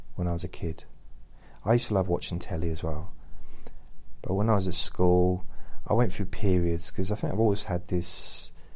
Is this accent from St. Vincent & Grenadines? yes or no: no; London, United Kingdom; moved away; I was born in London, but I lived in London for many years